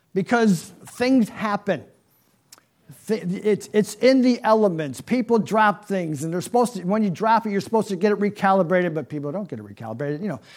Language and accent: English; Niagara Falls, New York, United States; I'm from New York, right? Niagara Falls. And so, yeah, of course, as a little boy, I'm growing up